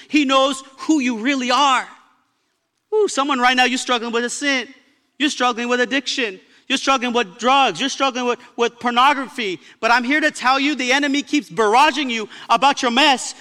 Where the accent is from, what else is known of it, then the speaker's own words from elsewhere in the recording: Baldwin Park, California, United States; also born or lived in Pomona; I was raised in Baldwin Park in Pomona